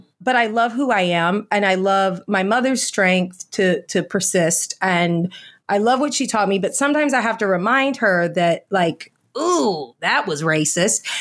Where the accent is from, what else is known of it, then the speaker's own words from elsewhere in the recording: Indiana, United States; I was raised in Indiana